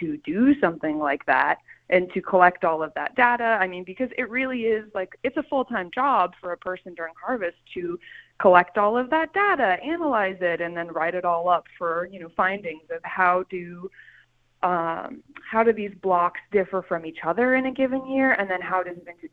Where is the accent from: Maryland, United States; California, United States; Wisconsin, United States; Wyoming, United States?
California, United States; Calistoga; also born or lived in Vienna; I'm from Calistoga. I'm from a 5,000 person town like this